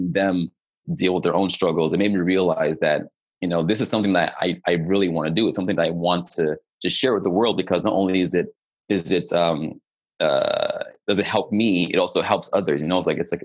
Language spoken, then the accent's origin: English; Nigeria; also born or lived in Germany; now in Canada; I'm a Nigerian-born, Canadian-living, dual citizenship, German-rooted singer, songwriter, producer